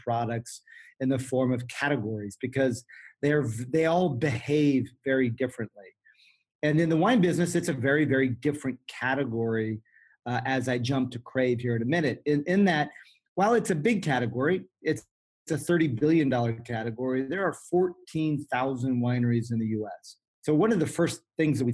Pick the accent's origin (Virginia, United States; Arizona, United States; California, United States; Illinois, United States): California, United States; Sonoma Valley; I was raised here in the Sonoma Valley as a part of the Sebastiani wine growing family.